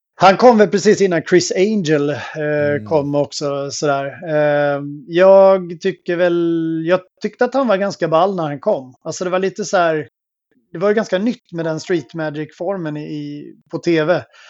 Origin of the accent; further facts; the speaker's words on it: outside Helsingborg, Skåne, Sweden; jag växte upp i Skåne eh, utanför eh, Helsingborg